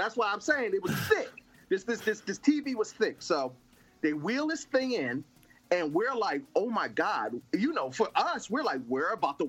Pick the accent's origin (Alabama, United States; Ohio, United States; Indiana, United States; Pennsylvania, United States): Pennsylvania, United States; Philadelphia; I grew up in Philadelphia, the heart of the hood, in a public school